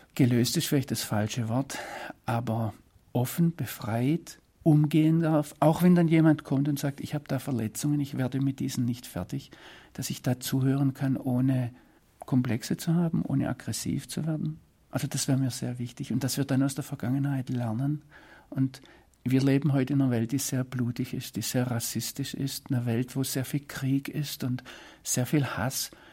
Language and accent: German; Swabia, Germany; moved away as an adult; now in Israel; als Schwabe